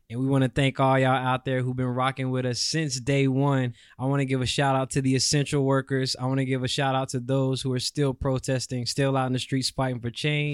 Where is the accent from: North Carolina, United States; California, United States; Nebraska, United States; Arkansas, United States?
North Carolina, United States; Charlotte; my hometown is Charlotte